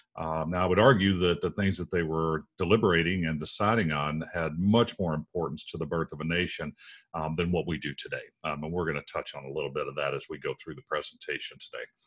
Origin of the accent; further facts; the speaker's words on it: United States; we as normal American citizens